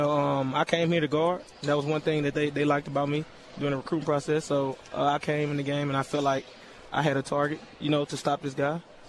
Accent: Gulfport, Mississippi, United States; moved away as an adult; also born or lived in Bronx, New York / Chipola Community College, Florida; I'm from Gulfport, Mississippi. When I graduated, I grew up in Gulfport, Mississippi.

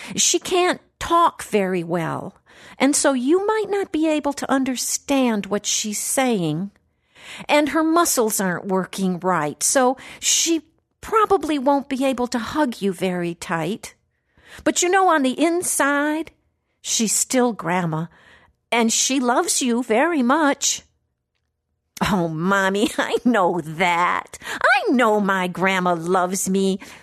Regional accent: Wisconsin, United States; now in Florida, United States; there in my hometown

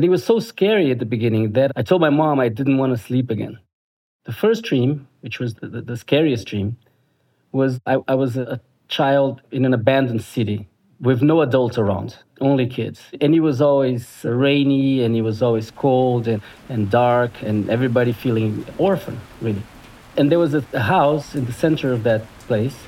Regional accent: Brasília, Federal District, Brazil; my hometown, Brasilia, capital of Brazil.

